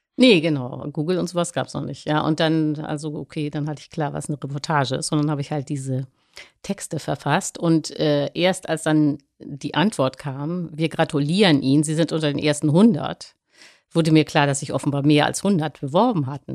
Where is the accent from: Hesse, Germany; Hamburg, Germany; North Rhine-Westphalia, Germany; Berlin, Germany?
Hamburg, Germany; ich komme aus Langenhorn, nicht, äh, aus Hamburg